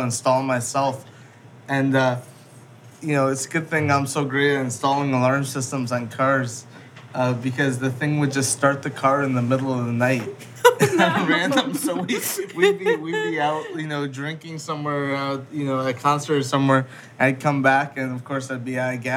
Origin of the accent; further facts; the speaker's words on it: White Plains, New York, United States; where we grew up mainly in White Plains